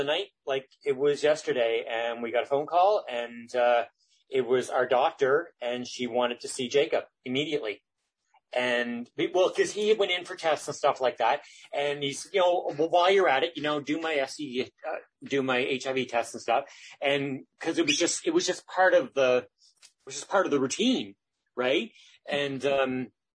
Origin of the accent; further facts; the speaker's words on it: Isaac's Harbour, Nova Scotia, Canada; moved away as an adult; now in Halifax, Canada; I grew up actually down on the Eastern Shore in a little place in Guysburg County called Isaac's Harbor.